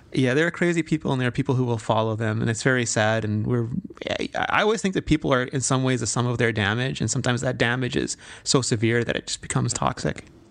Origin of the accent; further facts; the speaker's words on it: South Africa; moved away; growing up in South Africa